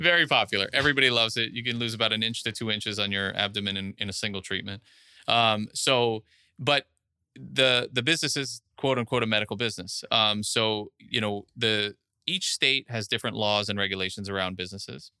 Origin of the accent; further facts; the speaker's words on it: Miami Beach, Florida, United States; I was actually born and raised in Miami Beach